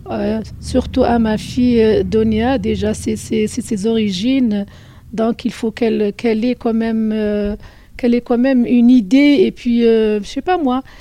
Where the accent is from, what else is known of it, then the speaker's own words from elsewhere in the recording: Algeria; Euh, mon lien avec … en tant qu'Algérienne et arabe surtout